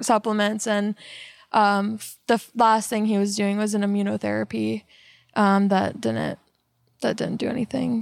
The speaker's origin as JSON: {"language": "English", "town": "Melbourne", "region": "Florida", "country": "United States", "also_born_or_lived": "Tallahassee, Florida / Atlanta, Georgia / Germany / San Antonio, Texas", "moved": "as an adult", "lives_now": "Texas, United States", "said": "I'm from Florida. uh, Melbourne, Florida"}